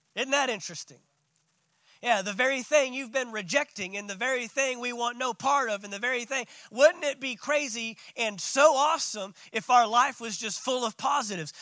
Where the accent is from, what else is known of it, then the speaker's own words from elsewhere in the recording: Dallas, Texas, United States; I'm from Dallas